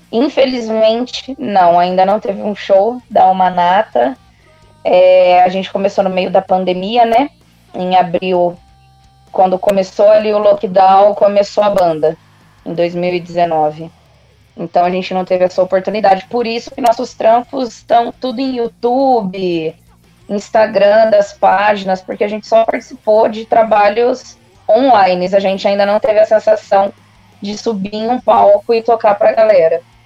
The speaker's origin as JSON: {"language": "Portuguese", "town": "Marília", "region": "São Paulo", "country": "Brazil", "moved": "yes", "said": "eu sou de Marília, então eu comecei esse rolê todo em Marília, onde eu estou agora, inclusive, de férias, matando saudade"}